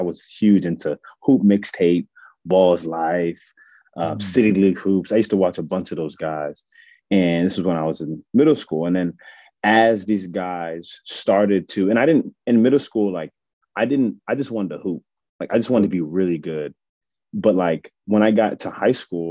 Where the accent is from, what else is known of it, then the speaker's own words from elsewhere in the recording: Maryland, United States; I'm from Maryland, from the DMV